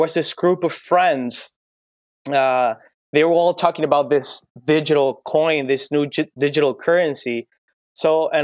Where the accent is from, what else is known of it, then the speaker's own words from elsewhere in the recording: Venezuela; The whole deal about hyperinflation in our country